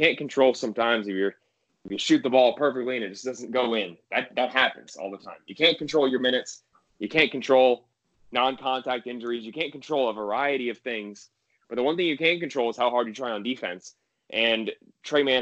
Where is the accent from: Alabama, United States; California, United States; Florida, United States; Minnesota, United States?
Florida, United States; Gainesville; someone who grew up in Gainesville